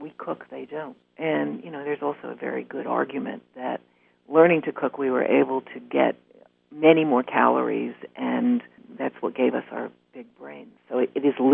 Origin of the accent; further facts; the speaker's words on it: New York City, New York, United States; I grew up in Greenwich Village